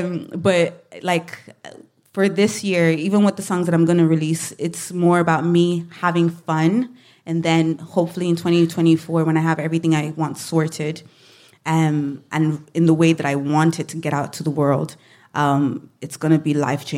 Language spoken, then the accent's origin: English; Ireland; obviously being Black, being Irish, living in Ireland. I think people don't know how to market me.